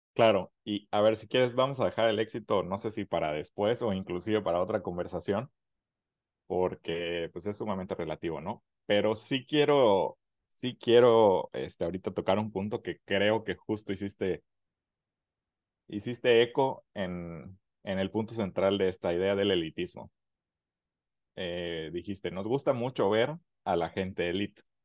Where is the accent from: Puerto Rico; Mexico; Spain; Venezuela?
Mexico; como mexicanos